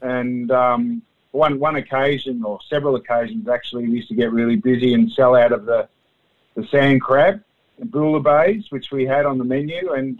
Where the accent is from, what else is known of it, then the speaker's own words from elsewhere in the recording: Bendigo, Victoria, Australia; moved away as an adult; also born or lived in Canada / United Kingdom; now in Ipswich, Australia; I was born in Bendigo in Victoria, educated in Victoria, in Bendigo at Four Hill High School.